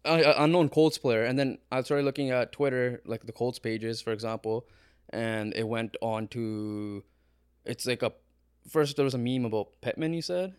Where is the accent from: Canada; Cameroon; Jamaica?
Canada; We're Canadian